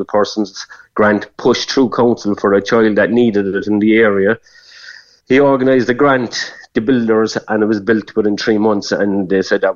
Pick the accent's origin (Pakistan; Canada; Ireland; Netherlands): Ireland; Cork, Munster; I'm from Granborough all my life